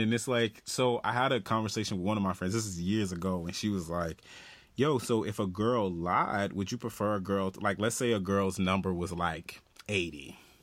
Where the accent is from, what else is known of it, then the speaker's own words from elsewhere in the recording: the South, United States; moved away; I'm from the South.